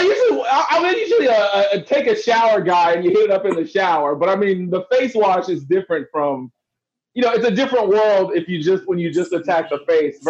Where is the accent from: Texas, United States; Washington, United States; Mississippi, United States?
Texas, United States; moved away; I'm from Texas